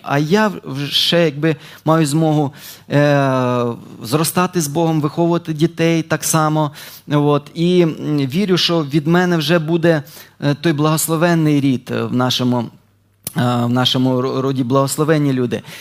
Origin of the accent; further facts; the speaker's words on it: Dnipropetrovsk Oblast, Ukraine; moved away as an adult; now in Ternopil, Ukraine; Я народився на Дніпропетровщині, але служу вже 5 років в Тернополі.